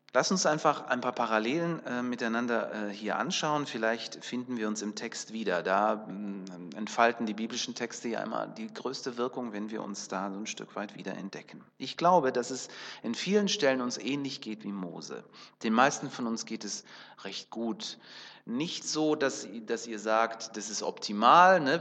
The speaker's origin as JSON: {"language": "German", "country": "Kazakhstan", "tie": "born or raised there", "said": "Da, wo ich geboren bin, in Kasachstan"}